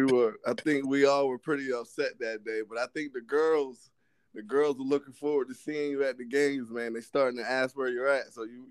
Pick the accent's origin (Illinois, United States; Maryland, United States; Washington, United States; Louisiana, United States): Maryland, United States; Whaleyville; also born or lived in Chester, Pennsylvania; I'm currently 35 years old. I'm from Whaleyville, Maryland. I graduated from Stephen Decatur High School in 2004. You know, growing up in Whaleyville, you know, not much to do back there. really a country boy.